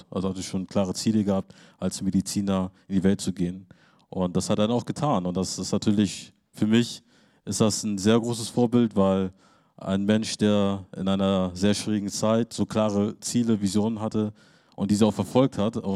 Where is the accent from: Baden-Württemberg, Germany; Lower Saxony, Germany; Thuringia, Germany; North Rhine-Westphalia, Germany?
Lower Saxony, Germany; Lüneburg; Ich komme aus dem Niedersachsen und äh, ich freue mich, hier in Bremen sein zu dürfen